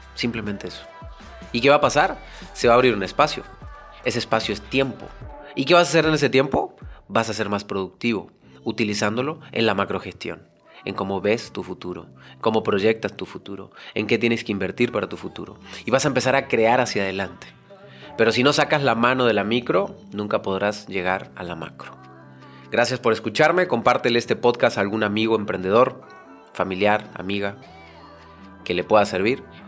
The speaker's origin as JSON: {"language": "Spanish", "country": "Mexico", "said": "en México le decimos la talacha"}